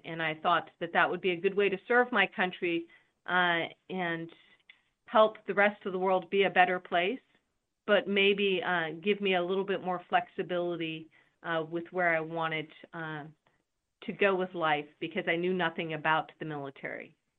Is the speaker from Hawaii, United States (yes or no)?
no; California, United States; also born or lived in Spain; I come from California